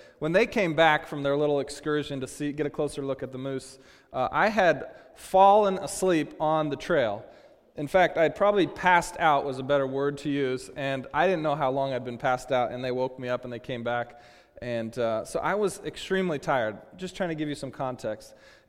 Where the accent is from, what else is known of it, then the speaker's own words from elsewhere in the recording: Seattle, Washington, United States; also born or lived in Dallas, United States; and I'm from Seattle, and when I wasn't in Seattle, I was living in Dallas. So we're talking lowlands, we're talking sea level